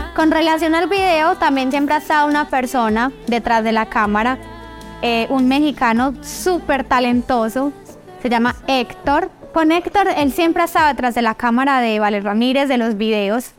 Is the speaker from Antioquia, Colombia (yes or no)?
yes; Medellín, Antioquia, Colombia; moved away; also born or lived in Caldas, Antioquia; Yo nací en Caldas, Antioquia, me crié en Medellín, pero toda mi adolescencia, desde los 13 años, volví aquí a mi pueblo, a Caldas